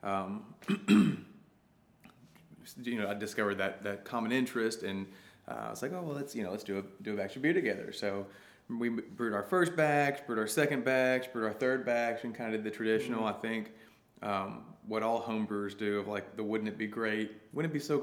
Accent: Arkansas, United States; I grew up hiking, camping, backpacking all over Arkansas

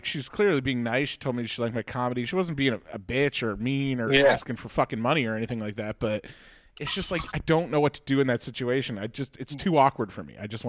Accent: Halifax, Nova Scotia, Canada; I'm from Halifax.

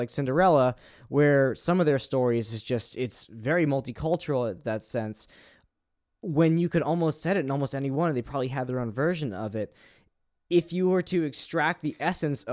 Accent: United States

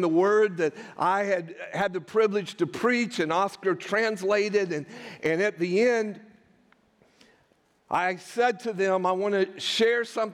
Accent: United States; we are American Christians

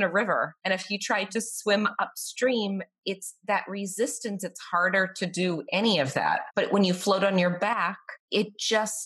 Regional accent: Boston, Massachusetts, United States; moved away as an adult; now in Tampa, United States; I'm from Boston

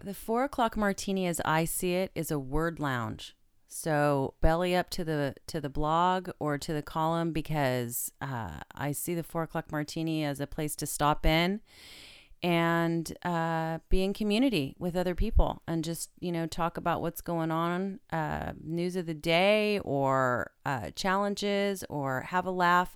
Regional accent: Stockton, California, United States; it's my hometown

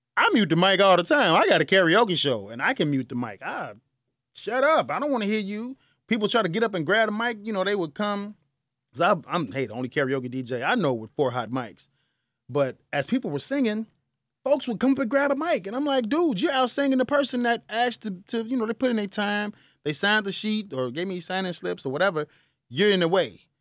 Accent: Chicago, Illinois, United States; I'm from the South Side

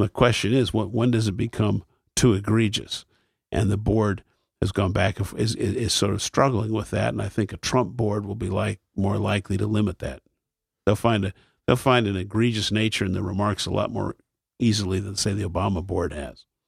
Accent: Akron, Ohio, United States; when I was a child, there were three networks in my hometown

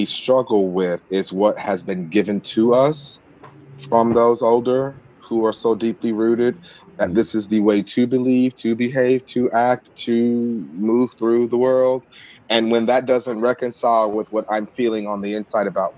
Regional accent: Mississippi, United States; moved away; I come from the South, from Mississippi originally, and I am the black sheep of my family

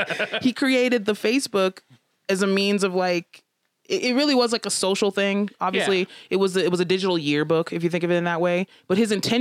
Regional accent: United States; I'm an American

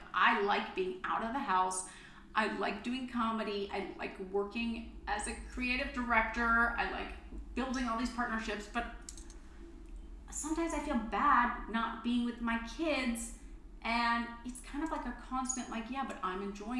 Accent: Texas, United States; I'm from Texas

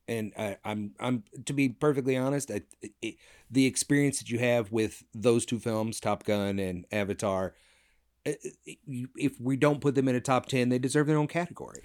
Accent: United States; being an American

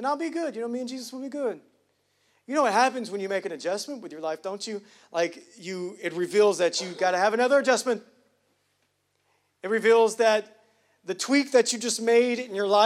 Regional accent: the South, United States; I'm from Hughley. It don't get worse than that.

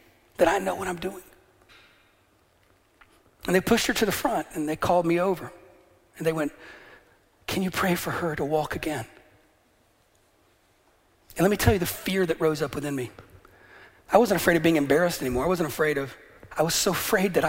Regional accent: the American South, United States; moved away as an adult; also born or lived in Atlanta, Georgia; now in Northern Ireland, United Kingdom; I grew up in the South

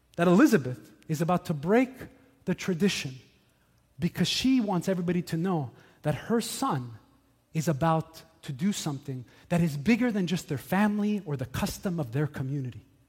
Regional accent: Montreal, Quebec, Canada; When I was young, I grew up here in Montreal

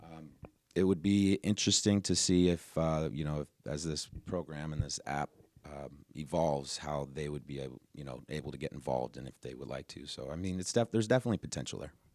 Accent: Reno, Nevada, United States; now in Everett, United States; I'm from Reno, Nevada, now living in Everett, Washington.

